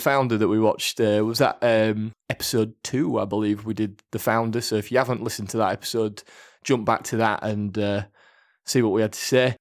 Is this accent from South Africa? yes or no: no; United Kingdom; we're British, so we'll say maths